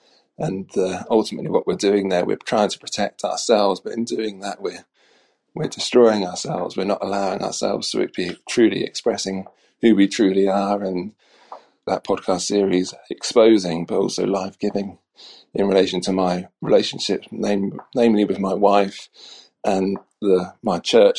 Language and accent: English; Norwich, East of England, United Kingdom; I am from Norwich in the east of England.